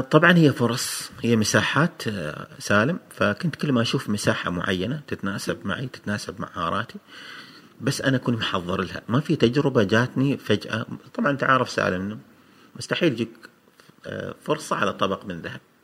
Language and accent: Arabic; Oman; عندنا في عمان